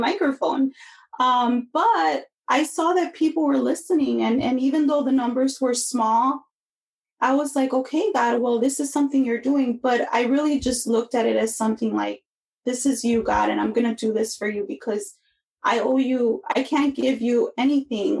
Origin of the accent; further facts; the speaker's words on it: Chicago, Illinois, United States; I grew up in Chicago